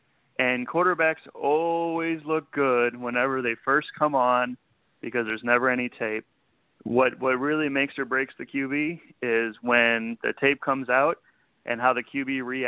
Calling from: Houston, Texas, United States; Gentlemen … from Houston. How are you?

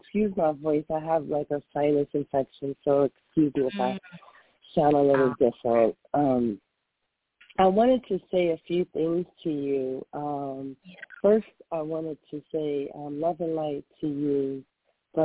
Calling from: North Carolina, United States; I'm calling from North Carolina.

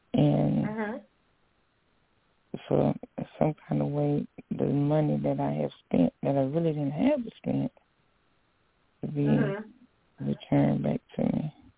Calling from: Alabama, United States

